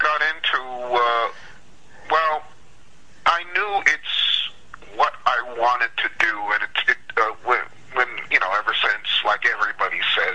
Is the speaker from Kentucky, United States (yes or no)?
no; New York, United States; moved away as an adult; now in Los Angeles, United States; When I was growing up in New York